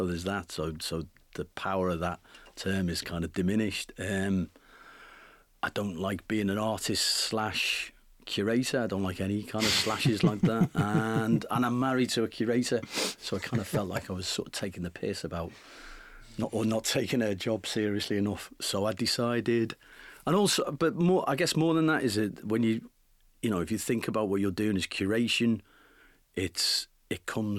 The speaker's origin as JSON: {"language": "English", "region": "North West England", "country": "United Kingdom", "tie": "born or raised there", "said": "And then, you know, I grew up in the Northwest, so we used to go, to Morecambe."}